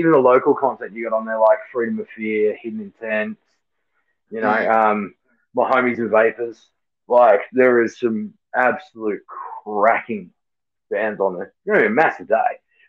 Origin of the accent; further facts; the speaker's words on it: Adelaide, South Australia, Australia; I grew up and been in Adelaide my whole South Australia my whole life, so I love it.